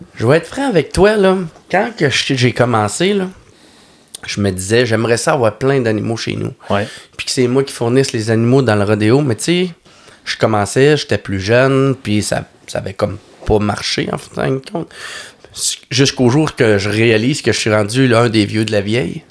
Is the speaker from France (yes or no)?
no; Lac Saint-Jean, Quebec, Canada; je suis natif du lac Saint-Jean